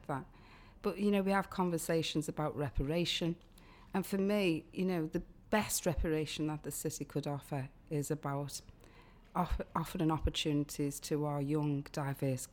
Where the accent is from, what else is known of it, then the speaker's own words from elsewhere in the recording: Liverpool, North West England, United Kingdom; growing up in Liverpool 8